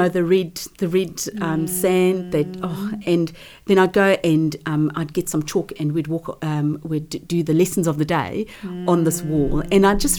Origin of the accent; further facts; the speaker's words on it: South Africa; moved away; I had a reasonable business economics teacher back in South Africa. I'm from South Africa.